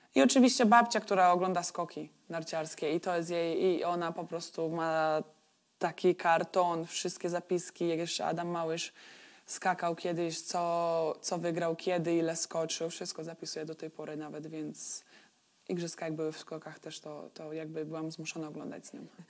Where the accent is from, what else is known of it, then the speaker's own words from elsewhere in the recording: Turów, Łódź Voivodeship, Poland; also born or lived in Wieluń; now in Istanbul, Turkey; Turów to jest moja mała wioska